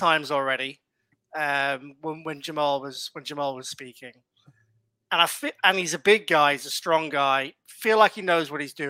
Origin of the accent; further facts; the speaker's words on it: Ireland; I'm Irish